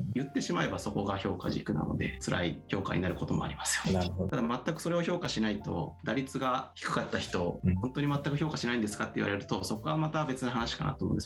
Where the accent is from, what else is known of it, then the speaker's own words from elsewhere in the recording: Miyagi, Japan; moved away as an adult; now in Tokyo, Japan; 僕地元が宮城なんですけどもその時まだ宮城県にいてそこから東京に上京してくるって感じですね